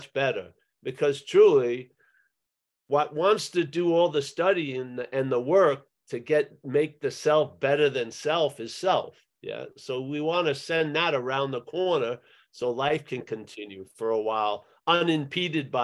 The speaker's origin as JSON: {"language": "English", "country": "United States", "tie": "born or raised there", "said": "my growing up in America"}